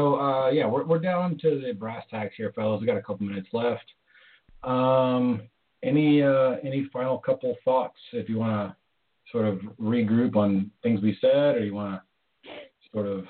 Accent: Canada; I'm from Canada

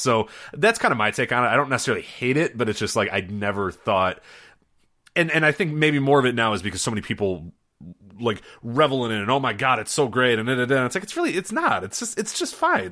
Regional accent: Chicago, Illinois, United States; growing up in Chicago

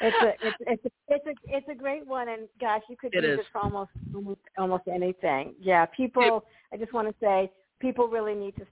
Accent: New York, United States; moved away as an adult; now in Florida, United States; I grew up in New York, and we have lots of wildlife

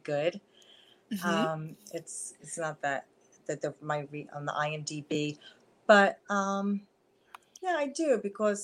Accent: Philadelphia, Pennsylvania, United States; accent: Philly, New York; I grew up right in Philadelphia

